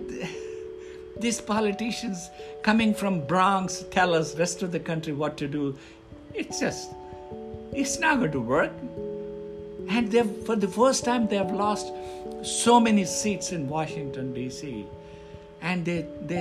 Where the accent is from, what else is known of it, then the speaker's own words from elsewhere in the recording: India; now in United States; I come from India